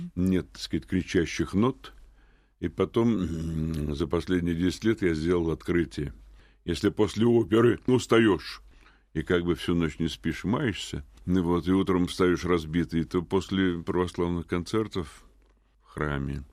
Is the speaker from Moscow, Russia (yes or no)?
yes; Moscow, Russia; я родился в Москве 68 лет назад в семье военного